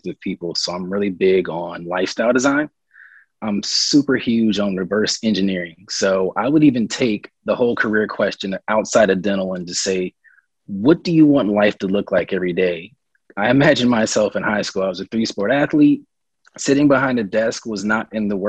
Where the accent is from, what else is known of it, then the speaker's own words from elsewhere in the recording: Raleigh, North Carolina, United States; also born or lived in Nashville, Tennessee; now in Charlotte, United States; growing up in Raleigh